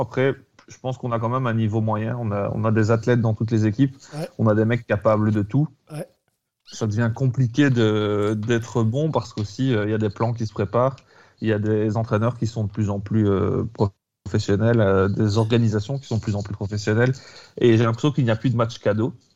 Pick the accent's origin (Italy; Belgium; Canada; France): Belgium; en tant que Belge